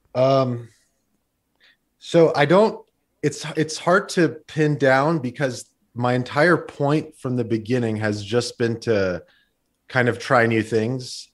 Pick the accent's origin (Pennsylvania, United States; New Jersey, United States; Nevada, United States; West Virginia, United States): Nevada, United States; Las Vegas; also born or lived in Glendale, California; Well, I was born in Glendale, sort of the capital of this Armenian community within Los Angeles. And, um, And basically, we, when I was a year old, we moved to Las Vegas